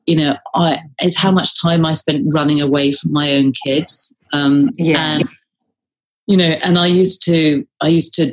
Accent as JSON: {"language": "English", "country": "United Kingdom", "said": "being British, we sort of think"}